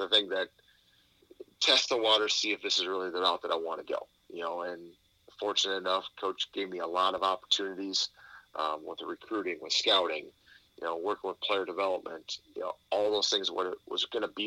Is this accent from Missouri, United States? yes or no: no; Cobb, Wisconsin, United States; I'm coming from Cobb, Wisconsin, a town of 400